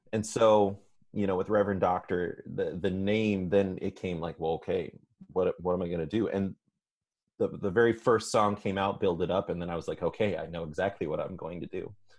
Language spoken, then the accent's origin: English; Midwest, United States; now in Los Angeles, United States; I love LA. It's been one of the things about growing up in the Midwest